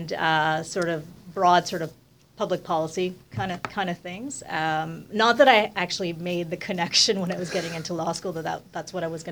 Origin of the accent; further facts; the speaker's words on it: Montreal, Quebec, Canada; moved away as an adult; also born or lived in Ottawa; I grew up in Montreal